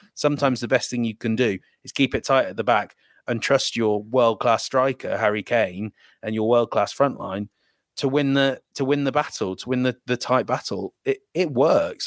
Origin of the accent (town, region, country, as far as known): England, United Kingdom